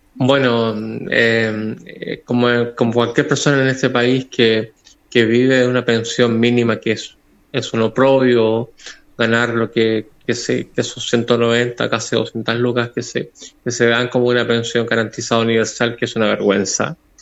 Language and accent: Spanish; Coquimbo, Chile; somos chilenas chilenas